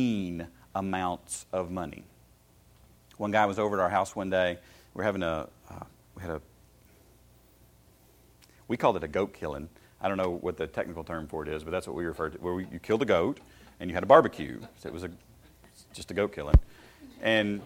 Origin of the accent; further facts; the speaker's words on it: Shelbyville, Tennessee, United States; I grew up in Shelbyville, Tennessee, in walking horse country.